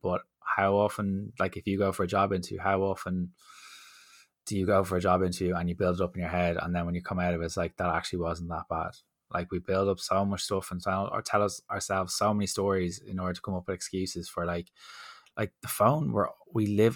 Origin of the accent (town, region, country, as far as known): Dublin, Leinster, Ireland; accent: D4